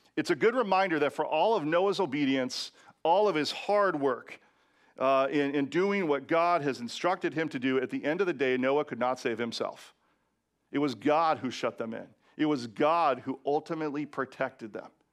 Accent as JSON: {"language": "English", "region": "Washington", "country": "United States", "tie": "born or raised there", "said": "in my home state of Washington"}